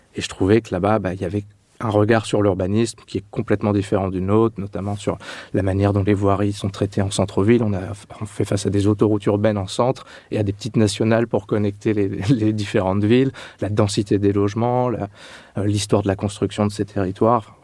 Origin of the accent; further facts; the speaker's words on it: Châlons-en-Champagne, Grand Est, France; moved away as an adult; also born or lived in Clermont-Ferrand; je suis né en Champagne-Ardenne, à Châlons-Champagne